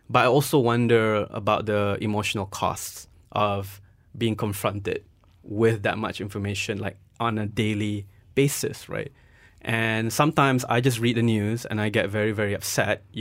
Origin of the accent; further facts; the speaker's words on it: Nottingham, East Midlands, United Kingdom; both of you are from Nottingham. I'm from Nottingham as well.